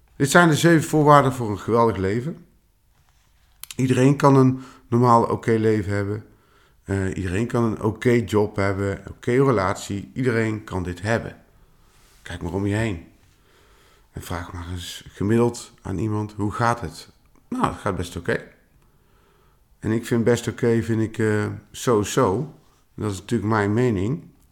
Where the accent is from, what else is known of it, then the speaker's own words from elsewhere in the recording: Tilburg, North Brabant, Netherlands; also born or lived in Eindhoven; now in Veldhoven, Netherlands; oorspronkelijk kom ik uit Tilburg